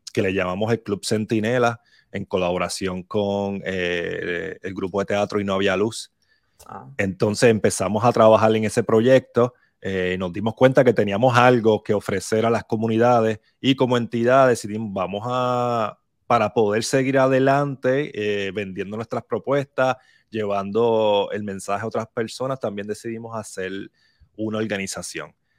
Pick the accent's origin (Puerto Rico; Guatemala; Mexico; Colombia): Puerto Rico; Barranquitas; Yo soy de Barranquitas, eh, me crié en Barranquita